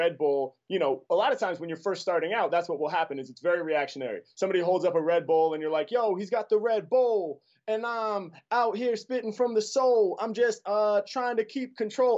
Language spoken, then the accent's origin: English; Portland, Oregon, United States; I grew up in Portland, Oregon, so there wasn't like a lot of hip-hop happening all around me in the city I was from.